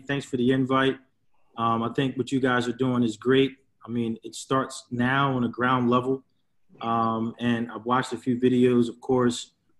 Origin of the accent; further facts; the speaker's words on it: Philadelphia, Pennsylvania, United States; So, I'm from West Philly. My parents, are from, the West Philadelphia Winfield section.